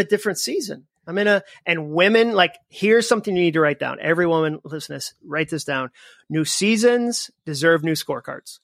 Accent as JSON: {"language": "English", "region": "Massachusetts", "country": "United States", "tie": "born or raised there", "also_born_or_lived": "Alabama", "moved": "as an adult", "lives_now": "Nashville, United States", "said": "I grew up in Massachusetts."}